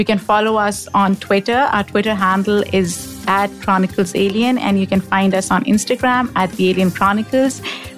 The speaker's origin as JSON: {"language": "English", "country": "Pakistan", "said": "I'm from Pakistan."}